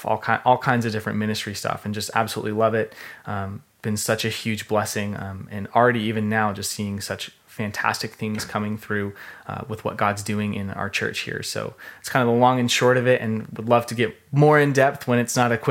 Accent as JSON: {"language": "English", "town": "Redmond", "region": "Washington", "country": "United States", "tie": "born or raised there", "also_born_or_lived": "Ellensburg / Australia", "said": "I'm from the area. I grew up in Redmond on Education Hill"}